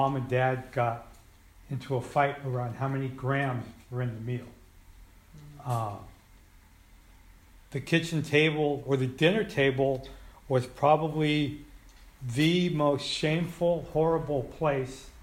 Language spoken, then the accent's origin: English; Colma, California, United States; also born or lived in San Francisco; I grew up in Colma and had a lot of family in the city. I grew up on the Muni